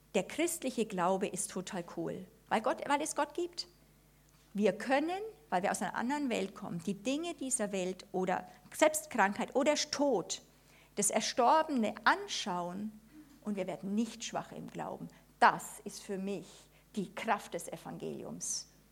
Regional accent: Germany; wir als Deutsche

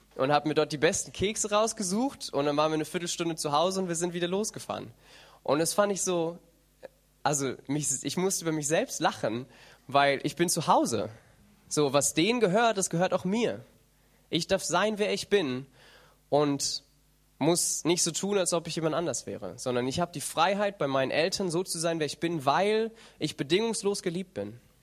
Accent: Germany

